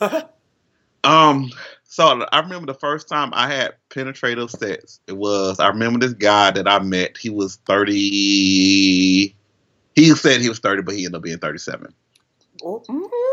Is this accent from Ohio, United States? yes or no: no; Alabama, United States; I'm from Alabama.